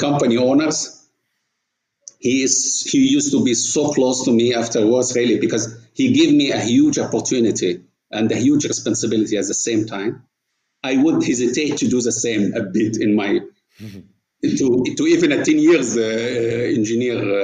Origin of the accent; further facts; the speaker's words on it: Port Said Governorate, Egypt; moved away as an adult; now in Saudi Arabia; my childhood was in Port Said, which is a city, the Suez Canal meeting the Mediterranean.